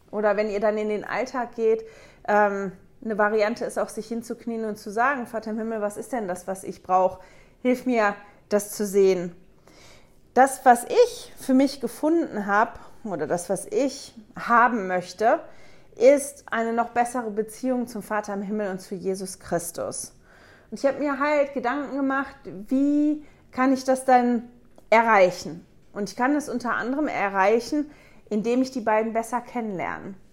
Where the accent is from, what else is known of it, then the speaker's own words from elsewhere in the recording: Germany; now in Switzerland; ich komme ursprünglich aus Deutschland, lebe aber mit meiner Familie seit 17 Jahren jetzt in der Schweiz